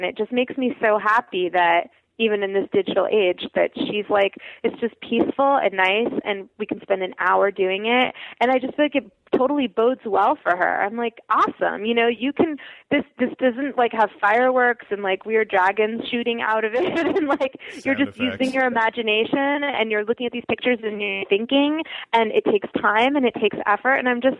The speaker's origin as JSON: {"language": "English", "country": "Russia", "tie": "born there", "said": "because I was born in the Soviet Union."}